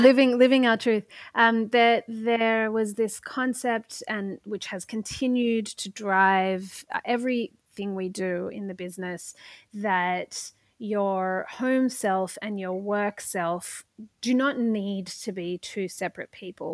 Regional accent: Australia; moved away as an adult; now in New York, United States; I'm not o-, originally, uh, from New York. I came here from Australia in order to do a Masters of Public Administration.

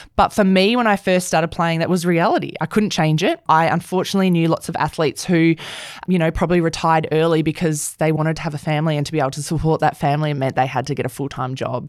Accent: Perth, Western Australia, Australia; I grew up in Perth

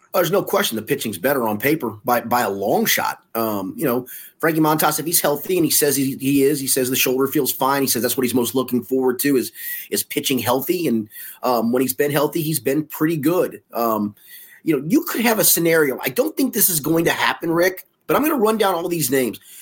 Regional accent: Cincinnati, Ohio, United States; also born or lived in New York / Tulsa; I was born in Cincinnati, but we moved to, uh, to New York when I was seven in nineteen seventy.

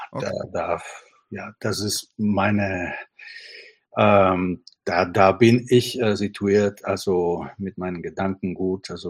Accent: Italy; German is a second language; moved away as an adult; now in Berlin, Germany; bin Italiener, ich komme äh, nach Berlin zum ersten Mal vor über 30 Jahren.

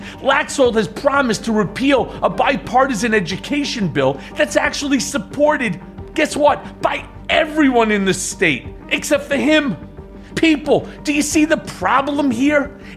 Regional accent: Five Towns, Long Island, New York, United States; accent: Brooklyn; also born or lived in Brooklyn, New York; Well, I was born in the Brooklyn Hospital on DeKalb Avenue. My family moved out of Brooklyn when I was two. We moved to the five towns of Long Island, where I grew up.

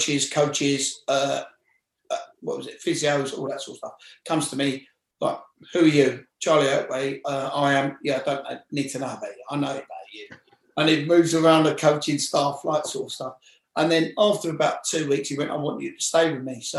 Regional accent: London, United Kingdom; I'm from West London.

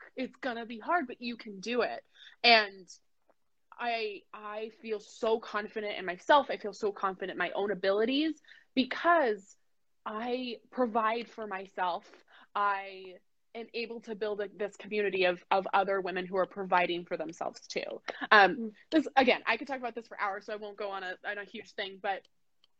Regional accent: United States; I was born in the United States.

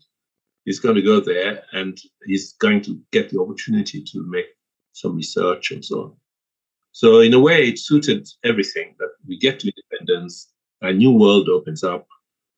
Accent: Zanzibar, Tanzania; now in England; I'll say Zanzibar without hesitation. Zanzibar's okay. Home

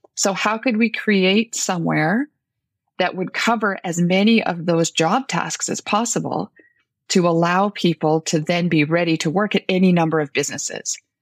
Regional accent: Northern Ontario, Canada; I come from Northern Ontario

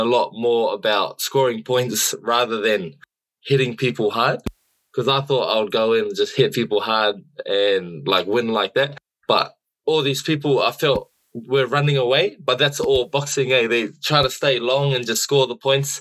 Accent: Queensland, Australia; also born or lived in New South Wales; I was born and raised in Australia, born in New South Wales, raised in Queensland.

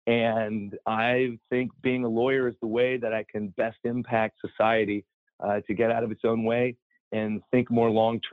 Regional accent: Columbus, Ohio, United States; I grew up in Columbus, Ohio, and we had basements in Ohio

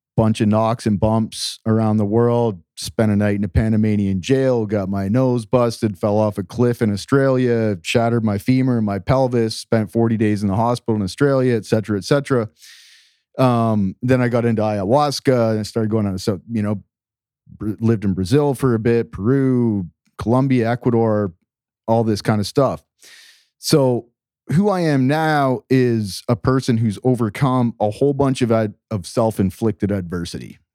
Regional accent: Canada; moved away; also born or lived in Latin America; I grew up in Canada in a very simple, small town

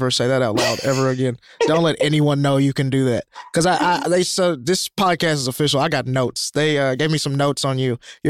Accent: Alabama, United States; how have you never seen Die Hard as a white, red-blooded American in this country? I'm from Alabama.

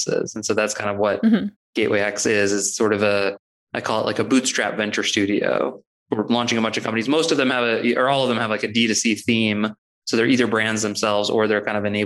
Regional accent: St. Louis, Missouri, United States; I was born and raised in St. Louis

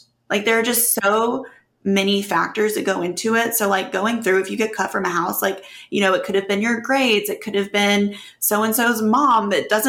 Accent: Oxford, Mississippi, United States; growing up in Oxford

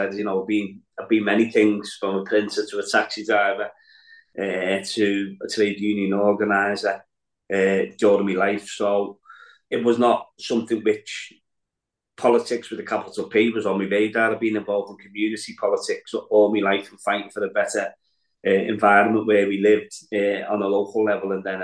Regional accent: Liverpool, North West England, United Kingdom; also born or lived in Walton, Liverpool; growing up in Anfield and seeing what was happening within the area

